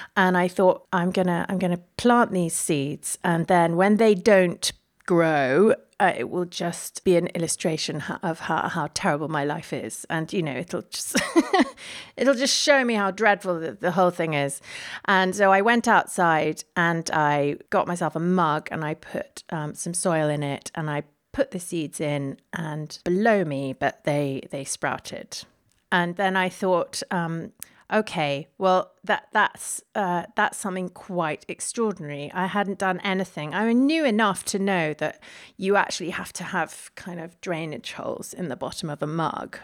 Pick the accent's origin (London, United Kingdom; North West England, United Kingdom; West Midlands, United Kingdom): London, United Kingdom; I was born, born in London and raised in London.